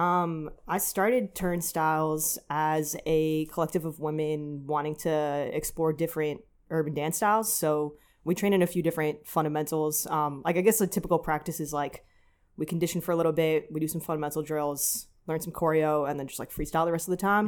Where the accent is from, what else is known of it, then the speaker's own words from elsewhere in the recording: New York, United States; also born or lived in New Jersey / Los Angeles; from New York